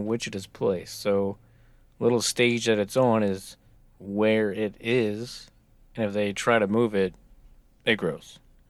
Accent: United States; I'm American.

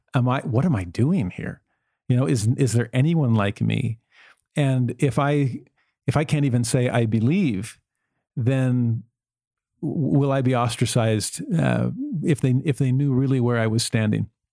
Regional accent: Los Angeles, California, United States; moved away; also born or lived in Tennessee; I, I grew up in Los Angeles

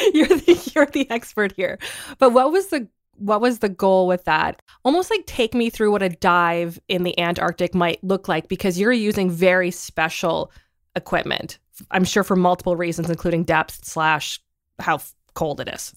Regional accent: Southern Ontario, Canada; I grew up in Southern Ontario

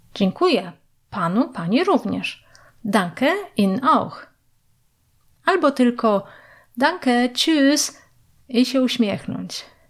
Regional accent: Jelenia Góra, Lower Silesian Voivodeship, Poland; moved away as an adult; now in Germany; Jestem z Polski, z Jeleniej Góry

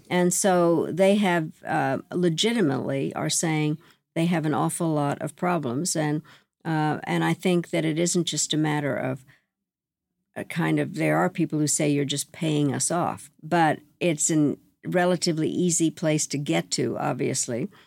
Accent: United States; I am mortified as an American

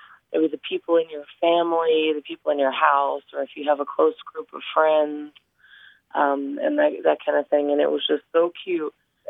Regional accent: Dallas, Texas, United States; also born or lived in Northwest Arkansas; now in Big Sky, Montana, United States; I grew up in Dallas. I spent a lot of time in Northwest Arkansas.

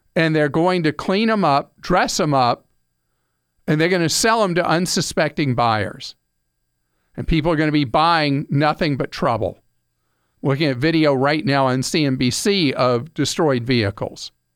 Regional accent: United States; we, the American people

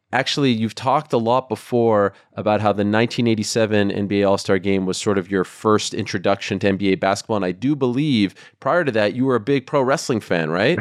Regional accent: Canada; growing up in Canada

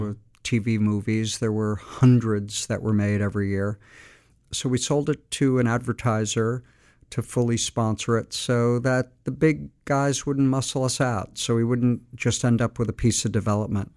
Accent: Montclair, New Jersey, United States; I was born and raised in Montclair, New Jersey

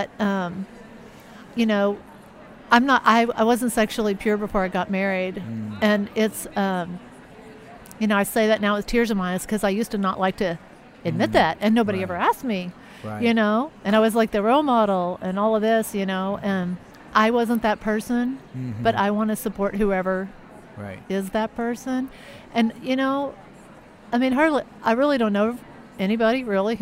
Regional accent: Texas, United States; moved away as an adult; also born or lived in Chicago / Southern California; I was born and raised in Texas 23 years.

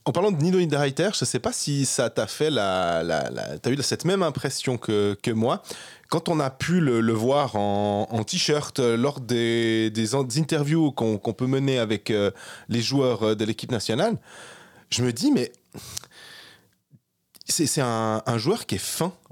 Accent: Switzerland; on met la ah Suisse parce qu'on est Suisse.

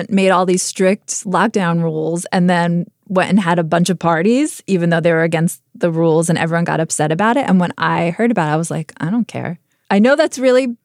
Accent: United States; as an American

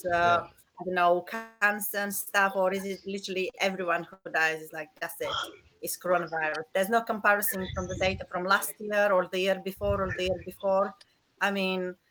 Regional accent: Bulgaria; moved away; I'm originally from Bulgaria

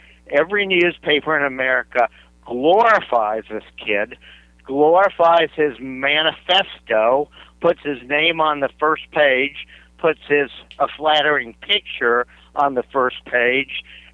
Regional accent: New Hampshire, United States; my home state of New Hampshire

